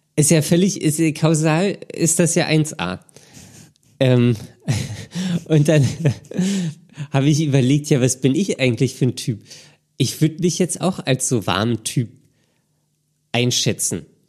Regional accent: Berlin, Germany; ich komme halt aus Berlin und irgendwie muss ich dann auch hier bleiben

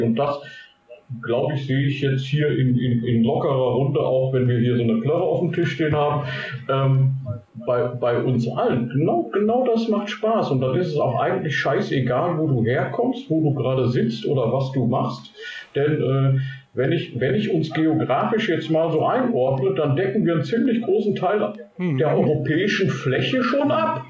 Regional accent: Germany; wo ich herkomme. Und ich sagte dann, good old Germany

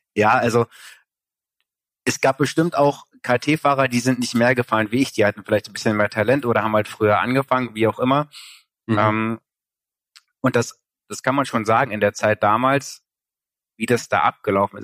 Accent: East Germany, Germany; ich komme halt aus Ostdeutschland

